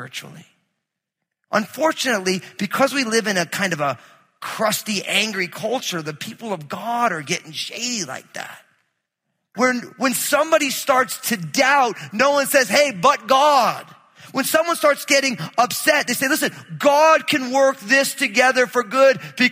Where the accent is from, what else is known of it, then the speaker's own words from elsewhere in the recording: New Jersey, United States; I grew up in New Jersey